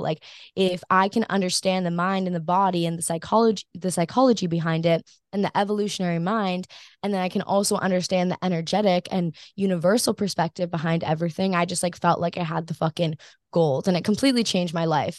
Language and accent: English; Maui, Hawaii, United States; grew up on Maui, but I am not, like, I did not grow up surfing